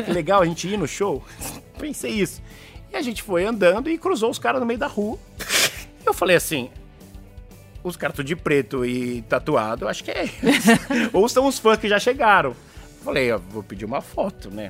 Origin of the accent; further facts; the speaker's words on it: Brazil; eu sou do Brasil